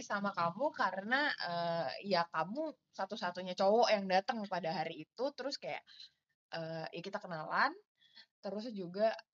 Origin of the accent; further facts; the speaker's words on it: South Jakarta, Jakarta, Indonesia; sama yang kedua kan saya anak Jakarta Selatan banget ya.